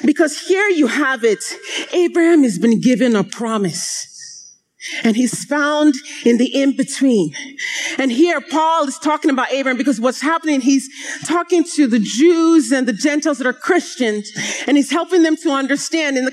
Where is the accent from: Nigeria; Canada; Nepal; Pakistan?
Nigeria; moved away; growing up in Nigeria